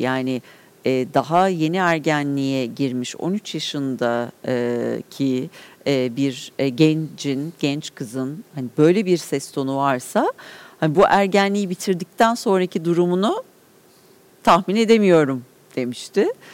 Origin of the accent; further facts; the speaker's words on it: Ankara, Turkey; Mebus evlerinde büyüdüm.